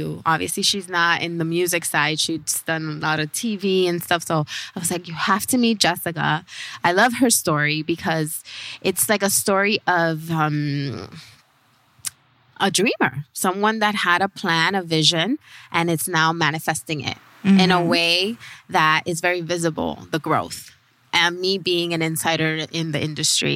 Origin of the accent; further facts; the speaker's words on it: Nicaragua; our country, Nicaragua